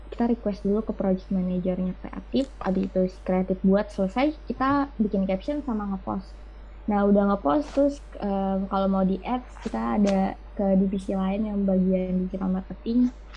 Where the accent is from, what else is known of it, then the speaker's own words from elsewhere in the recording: Depok, West Java, Indonesia; also born or lived in Jatinangor; aku kan pindah nih ke tempat asal aku di Depok